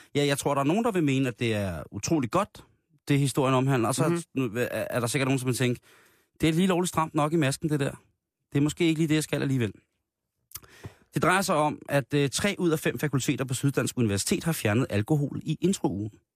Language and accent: Danish; Denmark; der er vi jo af danskere et så genert folkefærd